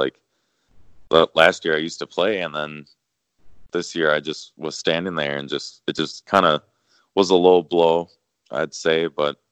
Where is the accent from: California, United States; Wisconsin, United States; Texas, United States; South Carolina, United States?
Wisconsin, United States; Elkhorn; born or raised there